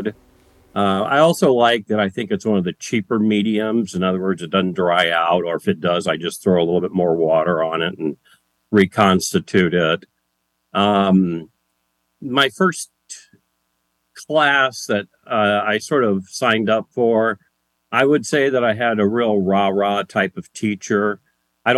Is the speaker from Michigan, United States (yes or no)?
yes; Berrien Springs, Michigan, United States; also born or lived in Chesterton, Indiana / Mississippi / Arkansas; when I was 10, we moved up to Berrien Springs, Michigan